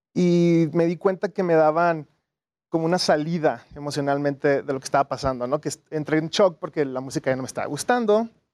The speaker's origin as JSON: {"language": "Spanish", "town": "Tijuana", "region": "Baja California", "country": "Mexico", "moved": "as an adult", "lives_now": "Mexico City, Mexico", "said": "Soy de Tijuana originalmente."}